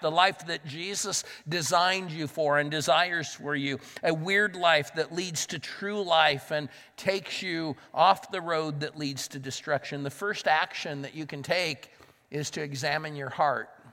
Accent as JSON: {"language": "English", "region": "Southern California", "country": "United States", "tie": "born or raised there", "moved": "as an adult", "lives_now": "Pittsburgh, United States", "said": "I grew up in Southern California, but I lived in Northern California for a number of years"}